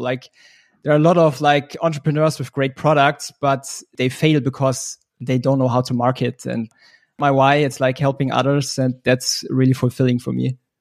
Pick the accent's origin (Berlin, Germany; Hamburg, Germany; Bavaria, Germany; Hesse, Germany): Bavaria, Germany; Munich; I'm from Munich, based in Germany.